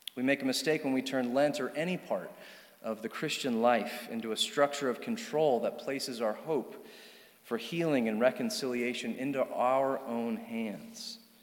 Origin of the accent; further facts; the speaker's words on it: Charlottesville, Virginia, United States; I grew up here in Charlottesville